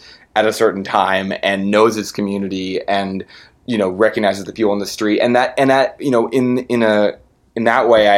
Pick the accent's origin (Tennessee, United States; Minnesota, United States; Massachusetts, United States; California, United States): California, United States; San Francisco; I'm from San Francisco, and I'm 31 now. So it was like, you know, in my childhood, I grew up in the 90s